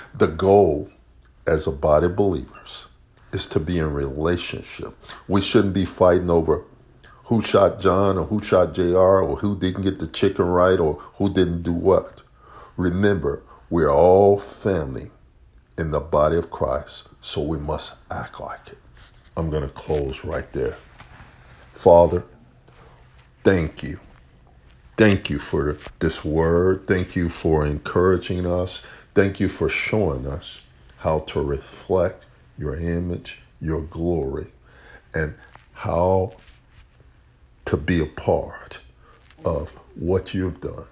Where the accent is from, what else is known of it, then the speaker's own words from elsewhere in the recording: Chicago, Illinois, United States; moved away; also born or lived in the North / the South / the Midwest; I grew up in Chicago